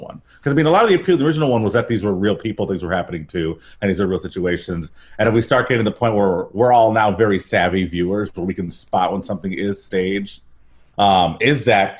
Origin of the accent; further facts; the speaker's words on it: Detroit, Michigan, United States; I'm from Detroit